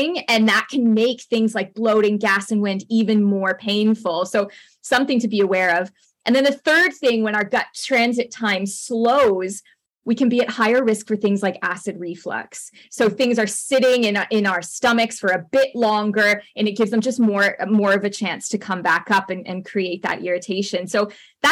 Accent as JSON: {"language": "English", "country": "Canada", "also_born_or_lived": "United Kingdom", "accent": "Canadian", "said": "my Canadian accent"}